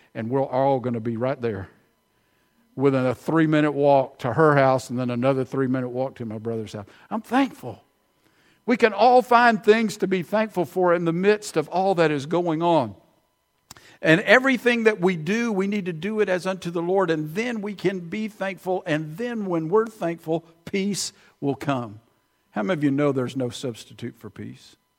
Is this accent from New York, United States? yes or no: no; Prattville, Alabama, United States; now in Millbrook, United States; I grew up in Prattville, but I hadn't lived there in forty years